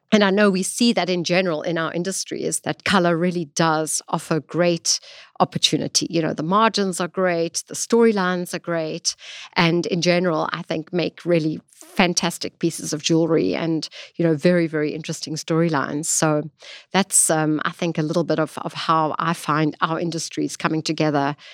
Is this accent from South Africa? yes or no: yes; Johannesburg, Gauteng, South Africa; accent: South African; moved away as an adult; now in New York, United States; I'm originally from South Africa. I was born there and lived most of my life actually in, in, in Johannesburg